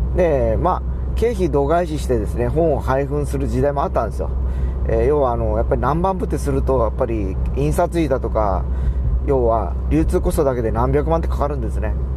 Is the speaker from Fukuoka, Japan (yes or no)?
yes; Fukuoka, Japan; 僕らは博多の、博多っ子で博多の会社